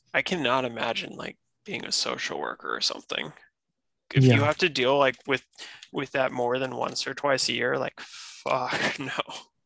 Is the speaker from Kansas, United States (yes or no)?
no; North Carolina, United States; moved away as an adult; also born or lived in Massachusetts; I'm back in my home state, North Carolina now